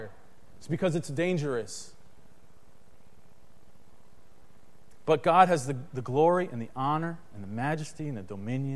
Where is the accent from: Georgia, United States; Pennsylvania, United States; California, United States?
Pennsylvania, United States; Harrisburg; when I was a kid, my family, we grew up in Harrisburg, Pennsylvania